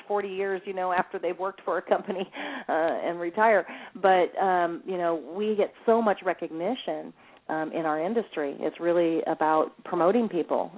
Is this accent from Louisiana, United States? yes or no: no; California, United States; also born or lived in Lexington, Kentucky; I was born in in Lexington, Kentucky, moved to California when um I was only 5 years old